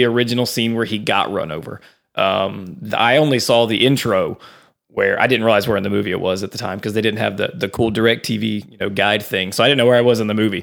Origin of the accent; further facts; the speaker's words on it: Ragley, Louisiana, United States; I'm from Ragley, speeding trap